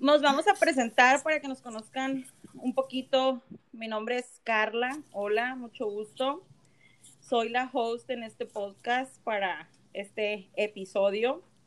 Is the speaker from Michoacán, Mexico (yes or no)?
no; San Luis Río Colorado, Sonora, Mexico; soy de Salud Río Colorado, Sonora, como lo somos las, las cuatro que estamos aquí conectadas